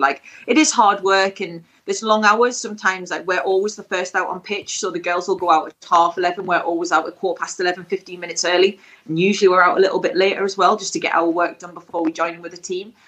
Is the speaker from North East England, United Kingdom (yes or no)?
yes; Stanley, North East England, United Kingdom; moved away; also born or lived in London; It'll always be my hometown